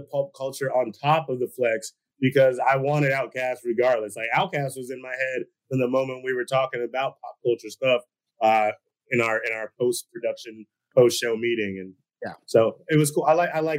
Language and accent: English; Atlanta, Georgia, United States; I am from the South, bro. I'm from this side, out Atlanta, over here.